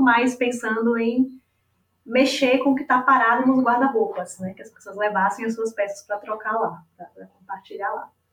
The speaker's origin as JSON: {"language": "Portuguese", "region": "Bahia", "country": "Brazil", "lives_now": "Salvador, Brazil", "said": "eu estou falando de Salvador, né? Eu sou baiana, santanapolitana"}